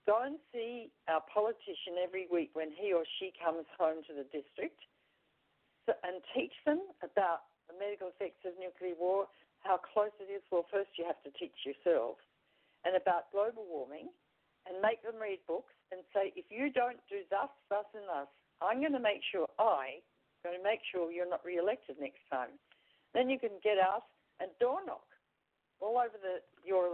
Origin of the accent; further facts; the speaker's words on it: Australia; moved away as an adult; I'm Australian